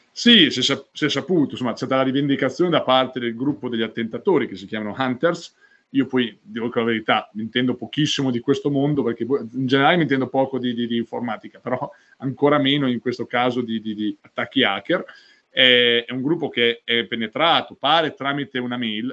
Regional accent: Sassuolo, Emilia-Romagna, Italy; io vengo dalla città di Sassuolo

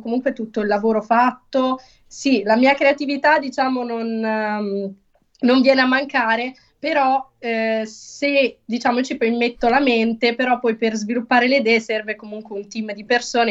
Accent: Lugo, Emilia-Romagna, Italy; Sono romagnola, quindi sono nata in Romagna, ma sono anche per metà napoletana

